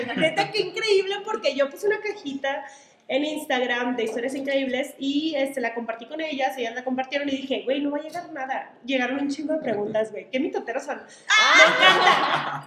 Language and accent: Spanish; Sonora, Mexico; Soy de Sonora